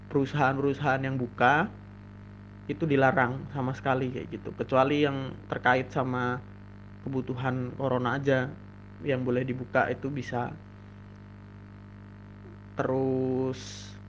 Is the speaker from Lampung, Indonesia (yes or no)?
yes; Lampung, Indonesia; now in Yogyakarta, Indonesia; aku mudik aku dari Jogja mudik ke Lampung terus kemudian sampai di Lampung